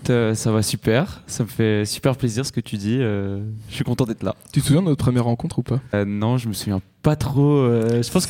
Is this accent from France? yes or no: no; Switzerland; born there; Déjà, je suis né en Suisse, donc je, j'ai passé, je suis passé par la Suisse.